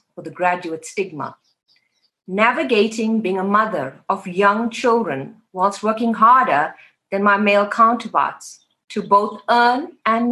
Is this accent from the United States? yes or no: no; Phoenix, KwaZulu-Natal, South Africa; I grew up in Phoenix, a township in KwaZulu-Natal